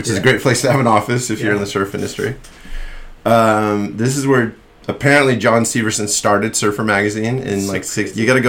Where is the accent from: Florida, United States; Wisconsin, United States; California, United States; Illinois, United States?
California, United States; Dana Point; also born or lived in Kauai, Hawaii / Maui, Hawaii; there's where I grew up in Dana Point